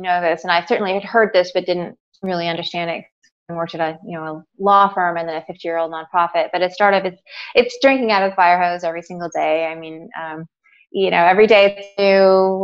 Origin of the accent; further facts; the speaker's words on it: Seattle, Washington, United States; also born or lived in Southern California; I'm from Seattle. I was born and raised here